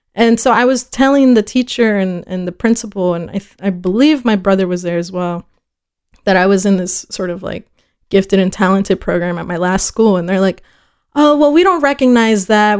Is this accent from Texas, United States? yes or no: yes; Fort Worth, Texas, United States; first language Spanish; English is a second language; also born or lived in El Paso / Ciudad Juarez; I was born in El Paso, uh, at about four, which is probably the earliest I can remember or have memories from, we moved to Fort Worth.